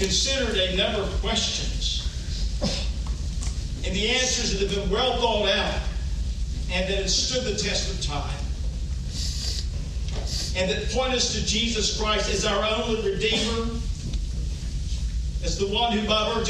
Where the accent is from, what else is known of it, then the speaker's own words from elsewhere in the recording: Georgia, United States; moved away as an adult; also born or lived in South Carolina; now in Memphis, United States; I'm from Georgia